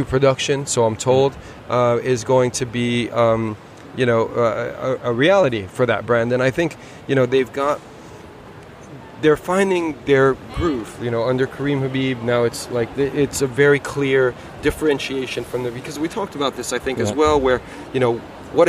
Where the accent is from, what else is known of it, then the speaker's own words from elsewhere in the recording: United States; moved away; I grew up in the States